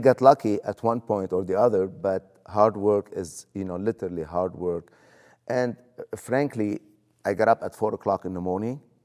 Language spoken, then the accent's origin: English; Lebanon; moved away as an adult; now in United States; where are you from?" I said, "Lebanon."